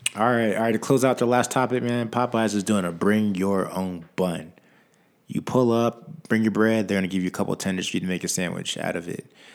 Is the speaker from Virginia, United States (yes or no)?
yes; Virginia, United States; I'm from Virginia